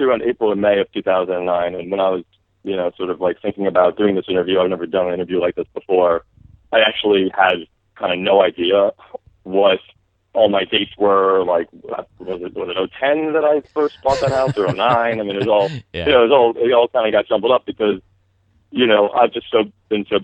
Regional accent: New Jersey, United States; moved away as an adult; also born or lived in North Carolina / Washington, D.C.; I'm from New Jersey

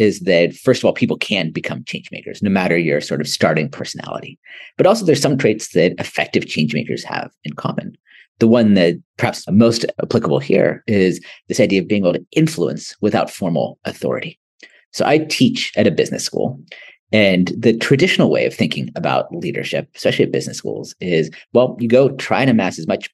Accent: United States; also born or lived in Ahmedabad, India; being an American living in big cities

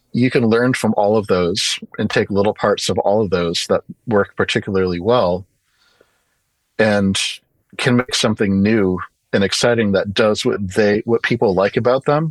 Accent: Storrs, Connecticut, United States; now in Portland, United States; Storrs, Connecticut, which is where Yukon is, which is like a small town. My dad was a professor of microbiology there

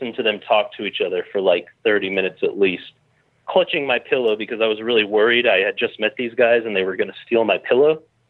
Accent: Minneapolis–Saint Paul, Minnesota, United States; I'm Sisseton, Wapton, Dakota guy. I grew up in the Twin Cities over in Minnesota there.

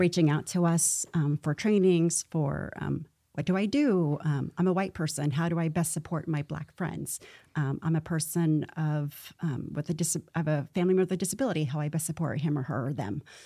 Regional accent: Missouri, United States; moved away; I'm from Missouri, which is a show me

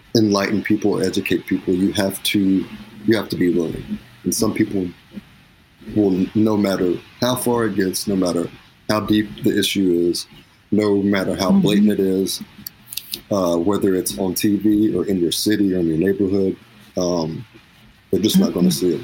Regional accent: Cleveland, Tennessee, United States; I'm from Cleveland, Tennessee.

